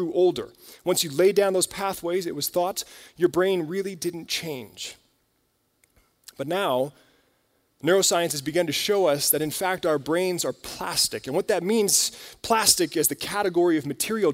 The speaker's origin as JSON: {"language": "English", "country": "United States"}